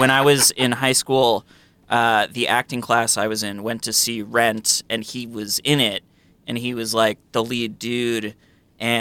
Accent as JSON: {"language": "English", "town": "Warwick", "region": "New York", "country": "United States", "moved": "yes", "lives_now": "Los Angeles, United States", "said": "I'm from a town called Warwick, New York, which is about an hour northwest of New York City."}